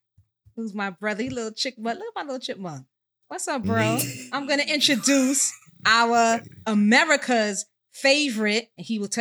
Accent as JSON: {"language": "English", "town": "New York City", "region": "New York", "country": "United States", "said": "And of course, it is … I hail from Co-op City, Section 5."}